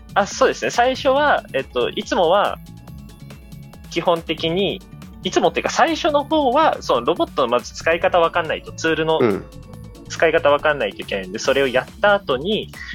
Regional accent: Miyazaki, Japan; 僕、地元宮崎なんですよ。

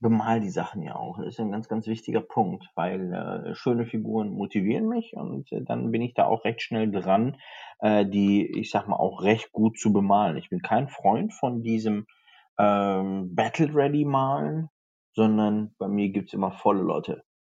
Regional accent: the Ruhr area, North Rhine-Westphalia, Germany; ich komme natürlich aus dem Pott

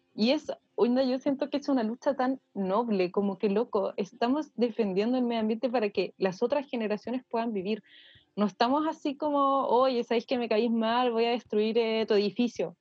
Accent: Santiago, Santiago Metropolitan Region, Chile; nosotros como santiaguinos

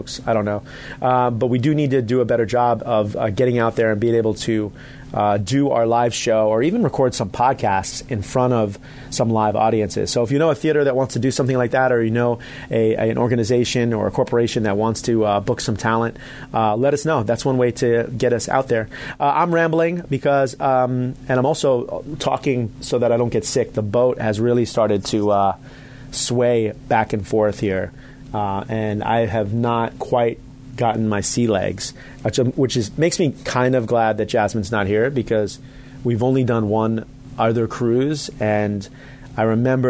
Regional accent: Long Island, New York, United States; also born or lived in Atlanta; I'm from Strong Island.

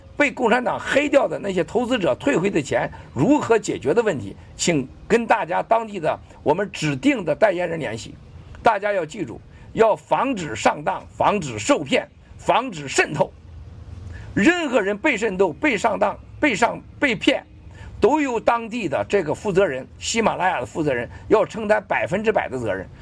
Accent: China; 我们中国人

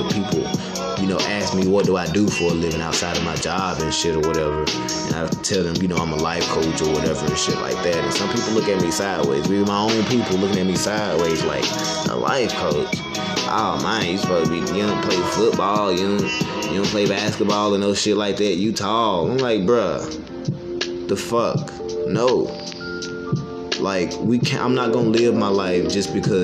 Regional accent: Memphis, Tennessee, United States; I was born and raised in Memphis

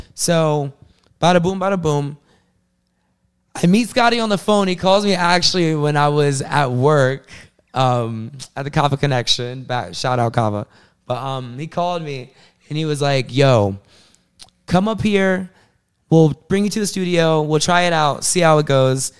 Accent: South Carolina, United States; moved away as an adult; also born or lived in Atlanta, Georgia; now in Long Island, United States; I'm an artist, born in Atlanta, grew up in South Carolina

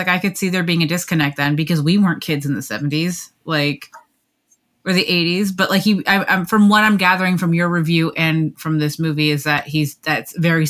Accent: East Coast, United States; I'm from the East. Like, I'm essentially East Coast.

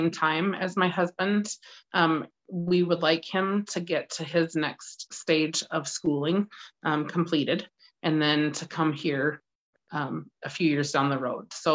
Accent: West Coast, United States; also born or lived in Washington State; now in Iowa, United States; I grew up on the West Coast.

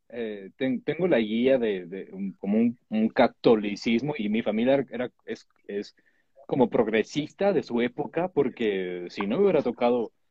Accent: Mexico; also born or lived in United States; soy mexicano, tengo toda mi vida entre México y Estados Unidos.

